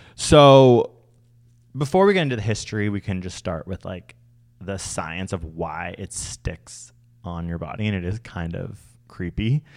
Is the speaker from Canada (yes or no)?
yes; Canada; I'm Canadian